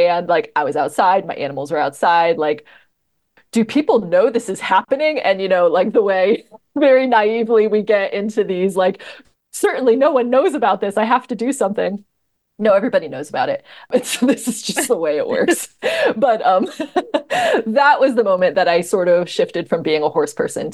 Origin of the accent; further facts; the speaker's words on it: Northwest New Jersey, United States; I grew up in New Jersey